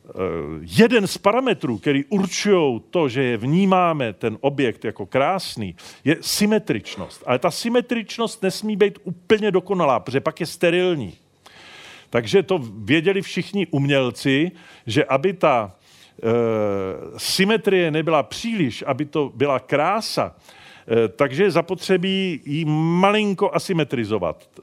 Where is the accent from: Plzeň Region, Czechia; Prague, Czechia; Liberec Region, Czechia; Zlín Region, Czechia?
Prague, Czechia; já jsem z Prahy